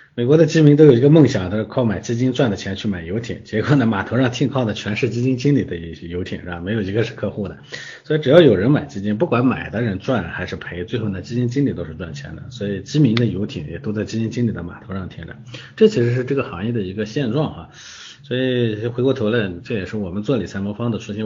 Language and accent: Chinese; China; 我们中国人